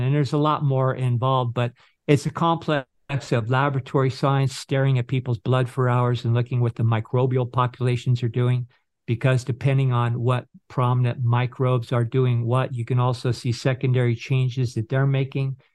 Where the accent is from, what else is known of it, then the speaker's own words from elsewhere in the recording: Northern California, United States; where I grew up in Northern California